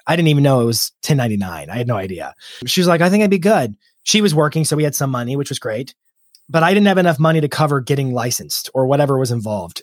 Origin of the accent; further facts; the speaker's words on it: Lynchburg, Virginia, United States; moved away as an adult; now in Nashville, United States; I grew up in Lynchburg, Virginia. Um, I moved to Nashville when I was twenty-one. It's where I am now